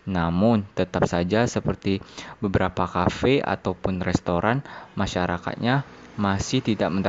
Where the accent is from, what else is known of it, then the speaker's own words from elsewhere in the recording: Jambi, Indonesia; berasal dari Jambi, mahasiswa Fakultas Kedokteran Universitas Andalas, Prodi Ilmu Biomedis 2021.